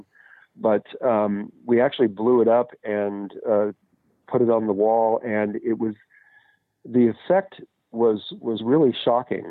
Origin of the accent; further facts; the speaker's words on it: Oakland, California, United States; born and raised in Oakland